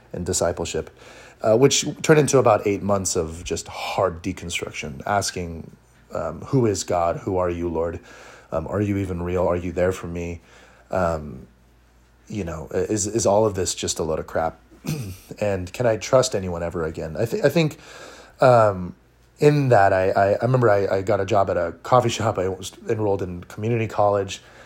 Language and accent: English; Orange County, California, United States; I'm from Orange County, California. Uh, I was born and raised here.